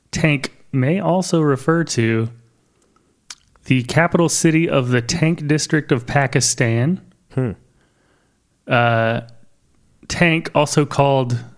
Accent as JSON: {"language": "English", "town": "Detroit", "region": "Michigan", "country": "United States", "tie": "born or raised there", "moved": "yes", "said": "I was born in Detroit."}